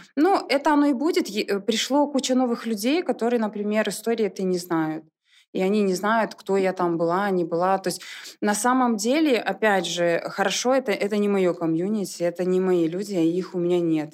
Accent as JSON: {"language": "Russian", "town": "Soligorsk", "region": "Minsk Region", "country": "Belarus", "moved": "as an adult", "lives_now": "Minsk, Belarus", "said": "я не из Минска, я из Солигорска. Угу. И сюда приехала учиться."}